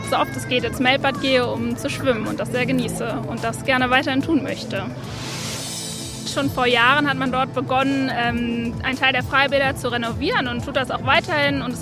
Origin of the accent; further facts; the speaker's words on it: Göttingen, Lower Saxony, Germany; moved away as an adult; now in Bonn, Germany; ich bin gebürtige Göttingerin und zum Studium nach Bonn gezogen und arbeite mittlerweile hier.